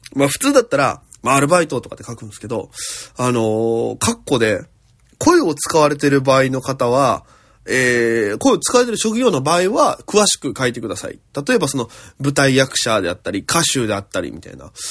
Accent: Okinawa, Japan; moved away as an adult; now in Tokyo, Japan; 大都会東京へ口先一つで乗り込んだ沖縄芸人

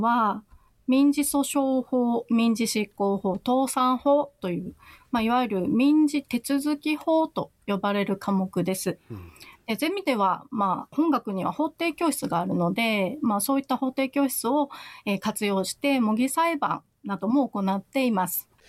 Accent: Naha, Okinawa, Japan; moved away as an adult; 那覇市の出身

